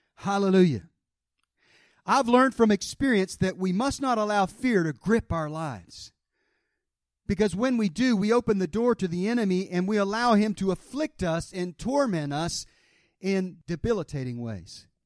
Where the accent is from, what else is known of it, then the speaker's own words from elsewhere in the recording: the South, United States; I was raised in the South